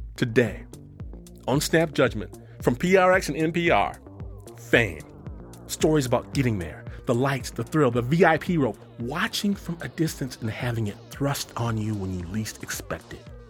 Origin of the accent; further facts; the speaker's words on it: Detroit, Michigan, United States; now in Hikone, Japan; I'm from Detroit